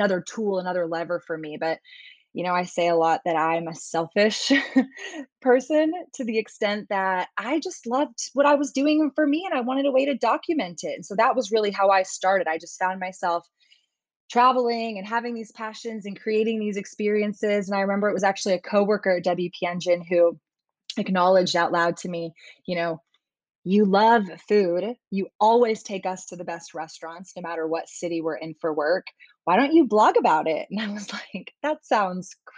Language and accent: English; Austin, Texas, United States; born and raised in America in Austin, Texas, but have an immigrant father from Iran